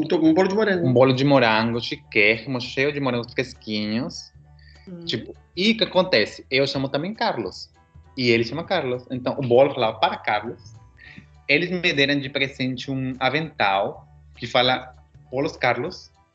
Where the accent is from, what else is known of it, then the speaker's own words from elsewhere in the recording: Peru; moved away; eu sou peruano